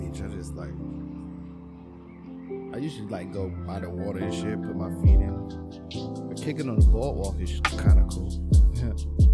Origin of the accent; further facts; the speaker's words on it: New York City, New York, United States; I'm from Brooklyn